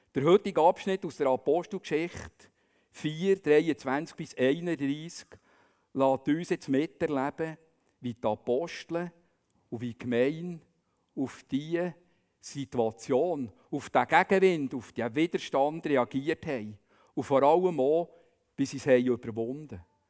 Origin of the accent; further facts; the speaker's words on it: Bern, Switzerland; man würde vielleicht sagen als Berner